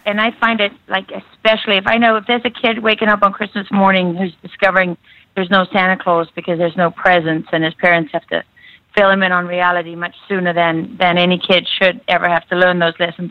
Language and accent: English; South Africa; moved away; Born and like. raised in South Africa, right on the coast